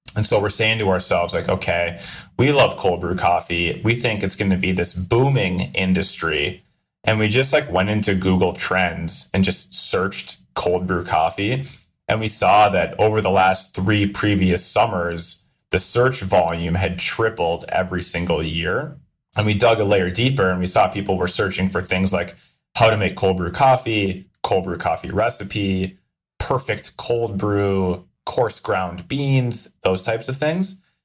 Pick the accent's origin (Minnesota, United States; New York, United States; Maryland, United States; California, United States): Minnesota, United States; I'm from Minnesota